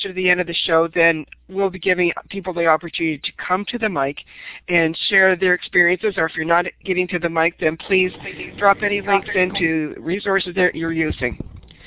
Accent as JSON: {"language": "English", "town": "St. Catharines", "region": "Ontario", "country": "Canada", "said": "I'm from St. Catharines, Ontario"}